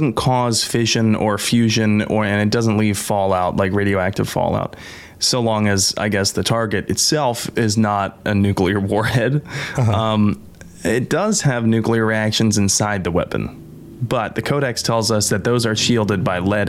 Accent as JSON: {"language": "English", "country": "United States", "said": "I'm an American"}